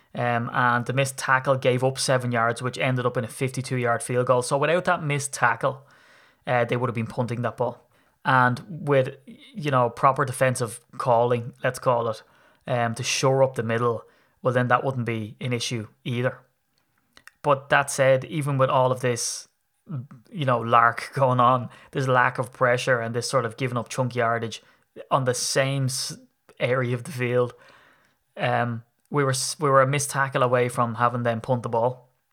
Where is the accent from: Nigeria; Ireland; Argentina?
Ireland; as an Irishman